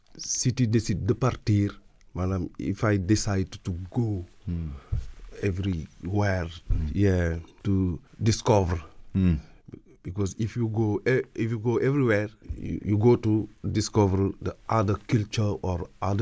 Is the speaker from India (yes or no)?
no; Dakar, Senegal; English is a second language; Me, I born in Dakar. I grew up in Dakar.